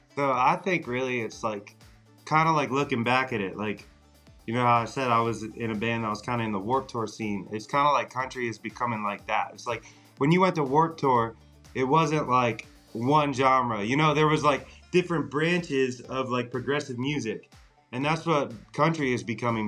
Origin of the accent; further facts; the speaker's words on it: Carlisle, Pennsylvania, United States; I'm originally from Carlisle, Pennsylvania. It's like South Central